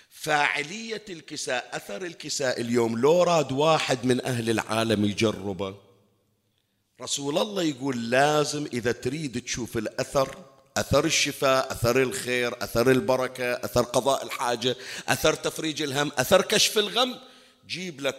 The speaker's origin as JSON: {"language": "Arabic", "country": "Bahrain", "said": "احنا عندنا بالبحرين ما أكثر المقامات والمزارات"}